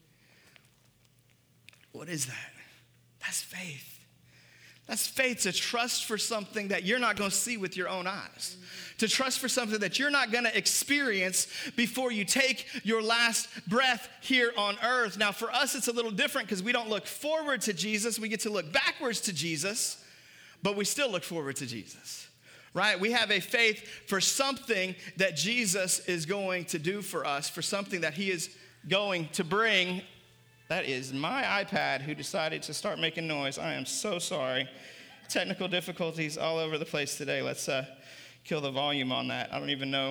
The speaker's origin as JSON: {"language": "English", "country": "United States", "said": "for us as Americans, we can wrap up our identity in red, white, and blue and wrap up our identity in being American. And I'm grateful to be an American"}